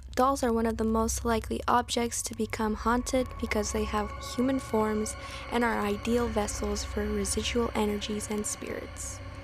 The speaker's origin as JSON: {"language": "English", "town": "Santa Fe", "region": "New Mexico", "country": "United States", "tie": "born or raised there", "said": "born and raised in Santa Fe, New Mexico"}